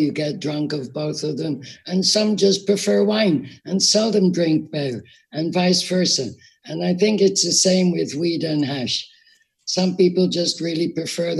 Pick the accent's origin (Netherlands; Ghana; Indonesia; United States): Netherlands; also born or lived in Liverpool, United Kingdom / Amsterdam; I was born in 1944 in Liverpool, UK. My parents moved to Holland soon after